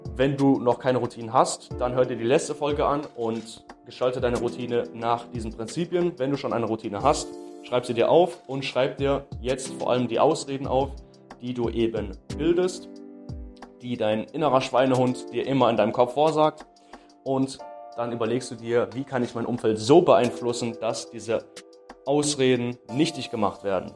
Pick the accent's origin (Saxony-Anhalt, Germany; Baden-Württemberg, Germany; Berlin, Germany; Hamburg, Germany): Baden-Württemberg, Germany; bei uns in Baden-Württemberg